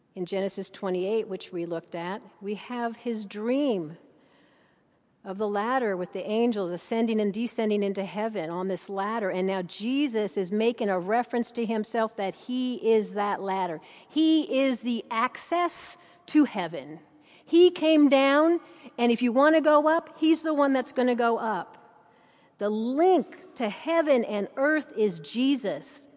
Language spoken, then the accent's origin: English; Saint Paul, Minnesota, United States; now in Abingdon, Virginia, United States; I'm from Saint Paul, Minnesota